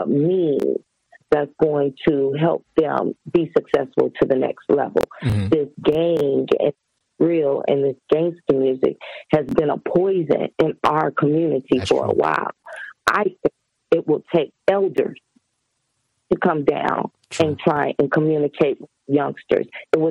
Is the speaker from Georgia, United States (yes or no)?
yes; Atlanta, Georgia, United States; also born or lived in Gary, Indiana; I was raised in Atlanta.